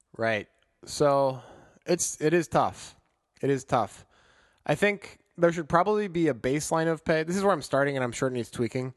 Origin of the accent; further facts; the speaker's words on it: Chicago, Illinois, United States; growing up in Chicago.